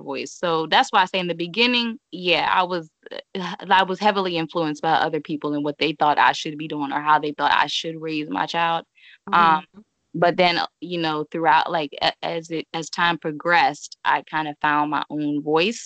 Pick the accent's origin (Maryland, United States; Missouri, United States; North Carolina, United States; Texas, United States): Maryland, United States; moved away as an adult; also born or lived in Cincinnati, Ohio; I'm from Maryland. I literally packed up my life, moved to Cincinnati